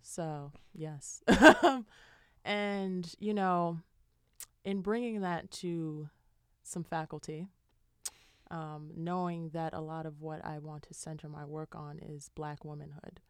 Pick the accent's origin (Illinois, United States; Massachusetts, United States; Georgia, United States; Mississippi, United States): Illinois, United States; Chicago; now in Boston, United States; I'm from Chicago